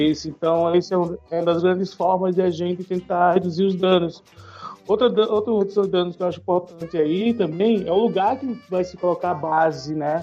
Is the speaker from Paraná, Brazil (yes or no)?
no; Maceió, Alagoas, Brazil; now in São Paulo, Brazil; eu sou de Lagoas, eu sou de uma cidade litorânea, muito turística, né? Que é Maceió